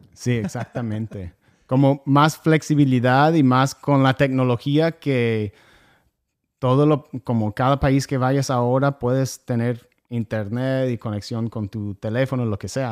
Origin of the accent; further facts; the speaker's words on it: North Carolina, United States; Spanish is a second language; moved away as an adult; also born or lived in Argentina / Costa Rica; originalmente soy de Carolina del Norte